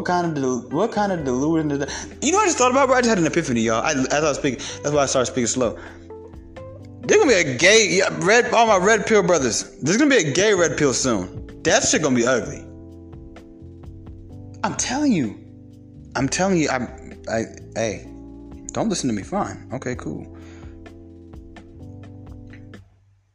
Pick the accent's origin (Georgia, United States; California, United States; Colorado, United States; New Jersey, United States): Georgia, United States; Kennesaw; I grew up partially in Kennesaw